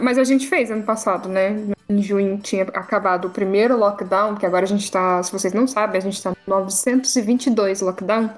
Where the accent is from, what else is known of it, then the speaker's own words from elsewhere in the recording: Caçapava, São Paulo, Brazil; eu tô aí no Vale do Paraíba, que é onde eu nasci e fui criada